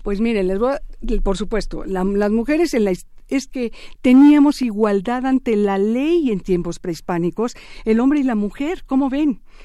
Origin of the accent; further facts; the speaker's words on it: Mexico; soy mexicana igual que ustedes